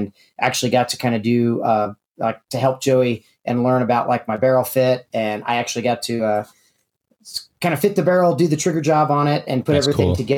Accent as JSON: {"language": "English", "town": "Kansas City", "region": "Missouri", "country": "United States", "said": "I'm originally from Kansas City, Missouri"}